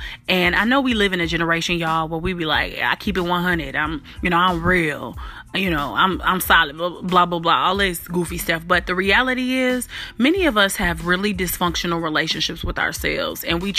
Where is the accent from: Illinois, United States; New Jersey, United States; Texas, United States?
Illinois, United States; Chicago; accent: Memphis twang; I'm a little country, even though I'm from Chicago, but definitely got some Memphis twang.